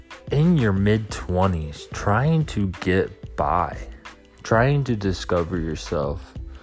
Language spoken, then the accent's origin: English; Ohio, United States; Born and raised in Ohio